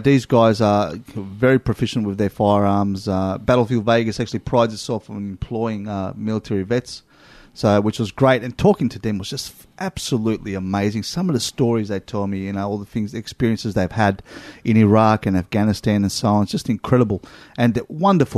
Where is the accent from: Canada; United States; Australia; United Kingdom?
Australia; we're from Australia